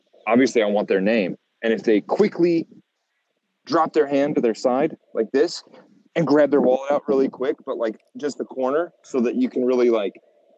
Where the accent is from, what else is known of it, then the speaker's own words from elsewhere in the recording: United States; accent: American; I've been trying to keep my American accent